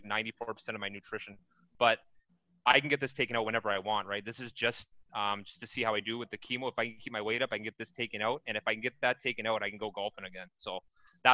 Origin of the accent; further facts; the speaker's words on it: Harrow, Ontario, Canada; I was from Harrow